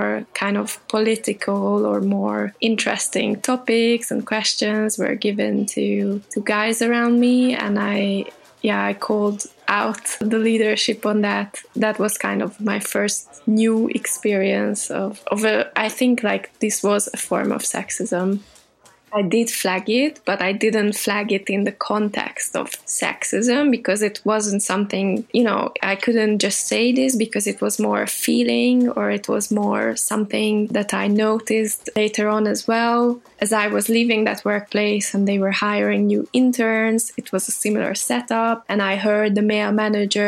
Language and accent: English; Budapest, Hungary; now in Paris, France; I'm from Budapest, Hungary